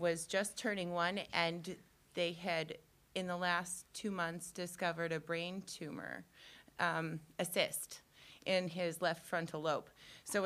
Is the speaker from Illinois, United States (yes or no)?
yes; Franklin County, north of Carbondale, Illinois, United States; I grew up in Franklin County, just north of Carbondale, in a little town